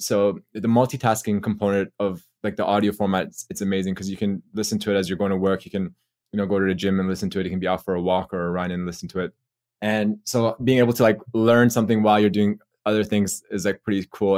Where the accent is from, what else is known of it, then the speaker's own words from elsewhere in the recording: Toronto, Ontario, Canada; moved away as an adult; also born or lived in Australia; from Canada originally, so I'm from Toronto, and I came to Australia for dental school.